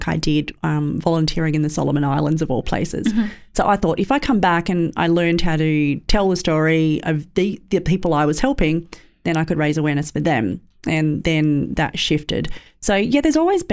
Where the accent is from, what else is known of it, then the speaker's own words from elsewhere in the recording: Sydney, New South Wales, Australia; growing up in Western Sydney